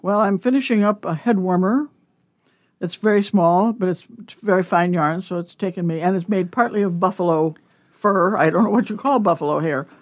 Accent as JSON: {"language": "English", "town": "Omaha", "region": "Nebraska", "country": "United States", "tie": "born or raised there", "also_born_or_lived": "Iowa / North Carolina", "moved": "as an adult", "said": "I was born in Omaha and grew up here"}